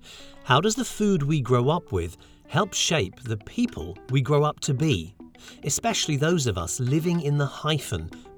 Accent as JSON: {"language": "English", "region": "England", "country": "United Kingdom", "tie": "born or raised there", "also_born_or_lived": "India / America", "moved": "as an adult", "lives_now": "United States", "said": "journalist, broadcaster, story whisperer. I was born in India, grew up in England, and now I live in America."}